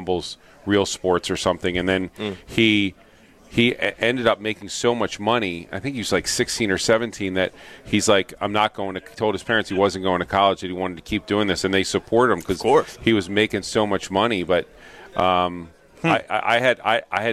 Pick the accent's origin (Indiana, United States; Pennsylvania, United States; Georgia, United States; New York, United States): Pennsylvania, United States; Philadelphia; also born or lived in Pittsburgh; I was born in Philadelphia and grew up there.